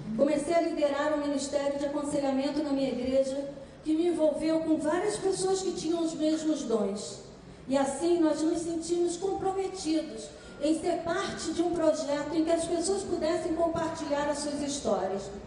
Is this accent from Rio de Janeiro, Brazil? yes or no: yes; Petrópolis, Rio de Janeiro, Brazil; Eu nasci num lar muito pobre, em Petrópolis